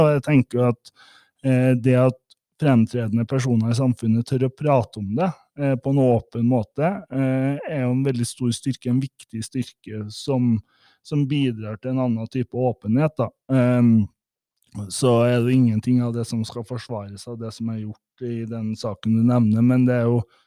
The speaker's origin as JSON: {"language": "Norwegian", "area": "Midtre Gauldal", "region": "Trøndelag", "country": "Norway", "moved": "yes", "lives_now": "Lillehammer, Norway", "said": "jeg bor jo på Lillehammer, men jeg utvandra fra Trøndelag. Fra Rognes i Midtre Gøydalen"}